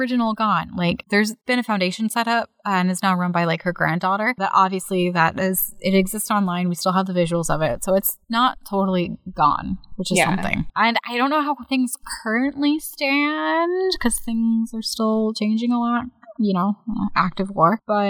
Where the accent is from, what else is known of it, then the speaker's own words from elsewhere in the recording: United States; also born or lived in Virginia; as an American